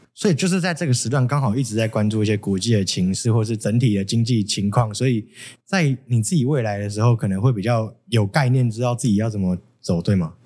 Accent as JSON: {"language": "Chinese", "country": "Taiwan", "said": "我们台湾这边"}